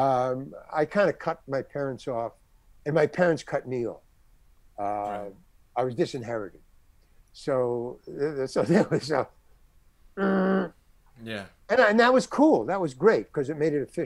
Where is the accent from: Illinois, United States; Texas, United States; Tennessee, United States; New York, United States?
New York, United States; New York City; moved away as an adult; also born or lived in Syracuse; I came from Far Rockaway. I went to Far Rockaway High School